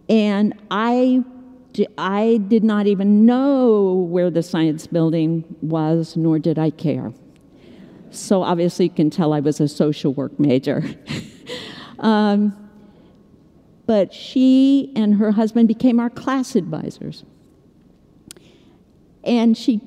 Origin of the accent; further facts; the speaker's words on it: Chicago, Illinois, United States; I'm from Chicago